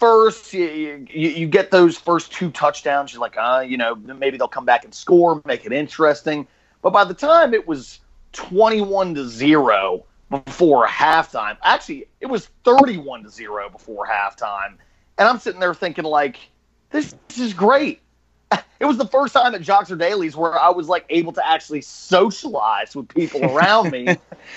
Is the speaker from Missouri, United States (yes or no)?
no; Richmond, Virginia, United States; now in Los Angeles, United States; That's my hometown. Love the 804